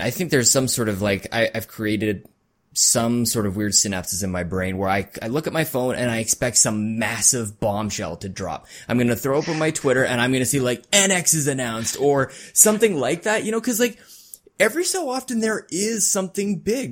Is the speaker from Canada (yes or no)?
yes; Canada; I'm Canadian